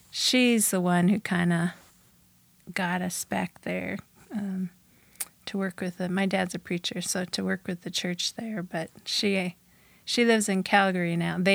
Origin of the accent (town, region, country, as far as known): Bozeman, Montana, United States; born or raised there; also born or lived in Saskatchewan, Canada